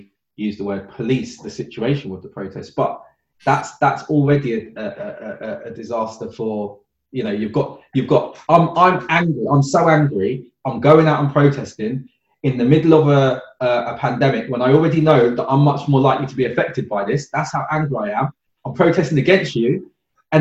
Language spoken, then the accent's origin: English; United Kingdom; as a British black person, I know my family's from St. Kitts and Jamaica